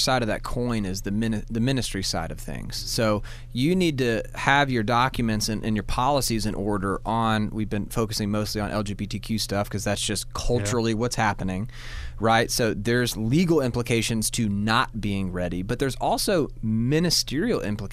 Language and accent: English; Georgia, United States; now in Alabama, United States; I'm from Georgia, I'm an average Alabamian.